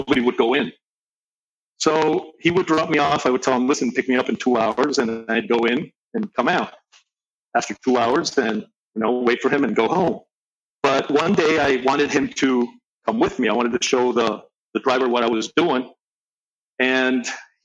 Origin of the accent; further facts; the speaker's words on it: Venezuela; also born or lived in Caracas, Venezuela / Valencia, Venezuela; I grew up in, between two cities in Venezuela, between Caracas and Valencia